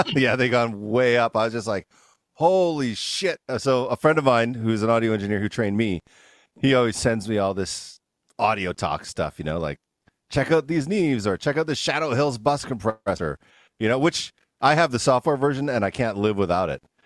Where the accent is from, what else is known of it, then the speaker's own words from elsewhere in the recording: Canada; now in United States; I'm from Canada, and like I almost never had sugar because it's just not a big thing in Canada as much. I moved down here